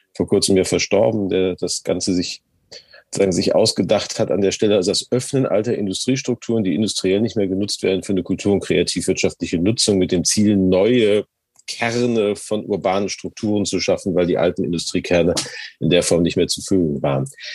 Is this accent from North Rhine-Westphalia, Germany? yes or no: yes; Gelsenkirchen, North Rhine-Westphalia, Germany; now in Hamburg, Germany; meiner Heimatstadt Gelsenkirchen